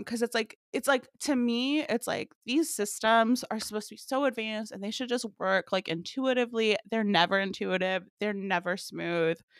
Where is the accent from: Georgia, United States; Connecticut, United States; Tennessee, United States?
Tennessee, United States; Memphis; I grew up in Memphis, huge barbecue city